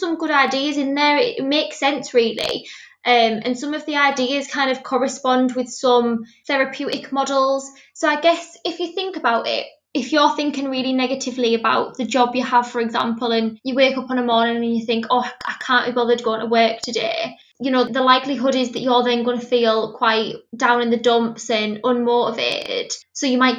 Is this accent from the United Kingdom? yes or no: yes; Middlesbrough, North East England, United Kingdom; I'm from Middlesbrough, which is where I'm currently based